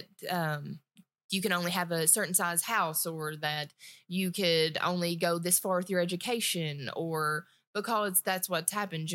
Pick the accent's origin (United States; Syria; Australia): United States; Appalachia; I was obviously from my beautiful accent that you guys are hearing, I was raised in the mountains, right?